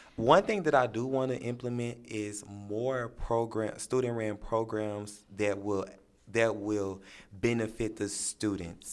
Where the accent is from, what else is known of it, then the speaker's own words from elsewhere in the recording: St. Louis, Missouri, United States; I am from Saint Louis, Missouri, this city